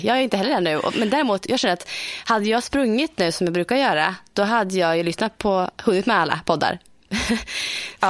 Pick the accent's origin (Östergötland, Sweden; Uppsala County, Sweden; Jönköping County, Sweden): Östergötland, Sweden; also born or lived in Motala; Här i Motala